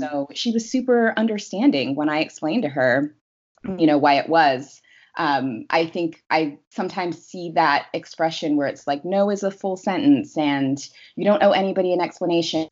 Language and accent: English; Seattle, Washington, United States; moved away as an adult; now in Los Angeles, United States; I am originally from Seattle. I moved from Seattle to Los Angeles last year